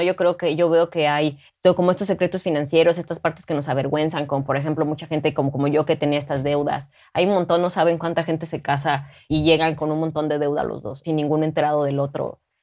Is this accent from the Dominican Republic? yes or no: no; Mexico; represento a México siendo una gran ciudadana